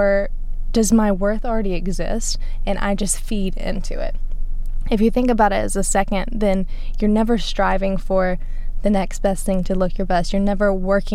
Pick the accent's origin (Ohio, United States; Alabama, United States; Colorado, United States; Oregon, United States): Alabama, United States; we're from Alabama